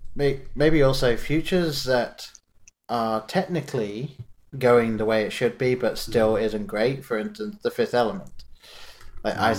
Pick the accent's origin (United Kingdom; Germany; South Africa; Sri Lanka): United Kingdom; England; growing up in England, I lived in a very small town